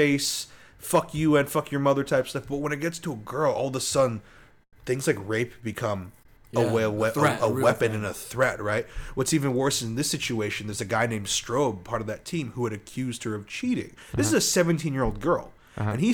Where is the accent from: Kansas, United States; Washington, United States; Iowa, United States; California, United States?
California, United States; South Orange County; we grew up in South Orange County.